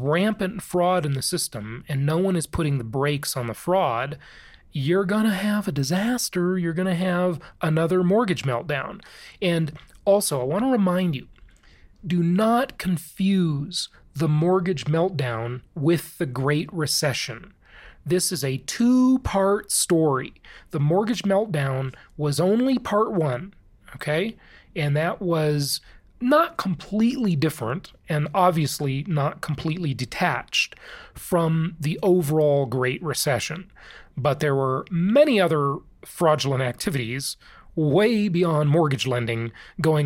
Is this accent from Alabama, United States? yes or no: no; California, United States; moved away as an adult; also born or lived in Orange County, California; in Orange County, California, where I lived for the vast majority of my adult life